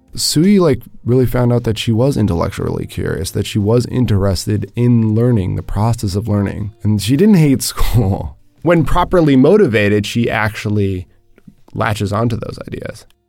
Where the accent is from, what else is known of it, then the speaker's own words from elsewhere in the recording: Connecticut, United States; moved away as an adult; also born or lived in Zhangjiagang; now in Shanghai, China; my hometown now in Bridgefield, Connecticut